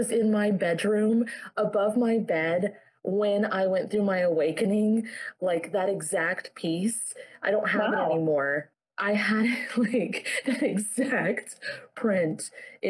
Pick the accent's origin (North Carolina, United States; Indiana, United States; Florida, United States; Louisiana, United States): Florida, United States; I grew up in Florida, so I wasn't around snow at all